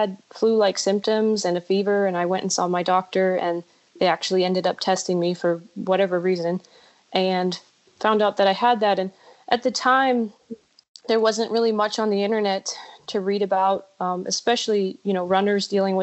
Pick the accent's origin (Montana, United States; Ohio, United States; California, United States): Ohio, United States; LaGrange; moved away as an adult; also born or lived in Florida State (college); now in Colorado Springs, United States; Originally I'm from Ohio, a really small town outside of Cleveland. It's LaGrange, Ohio.